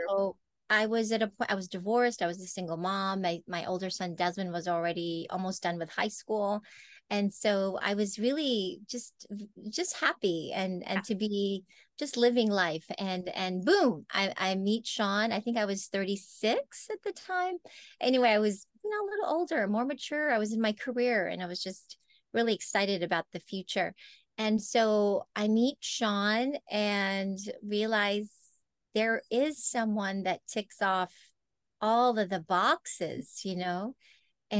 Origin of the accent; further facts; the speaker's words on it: Oahu, Hawaii, United States; moved away as an adult; also born or lived in Philippines; now in Los Angeles, United States; we uh, immigrated to Oahu and that is where I grew up and spent the rest of my growing up years.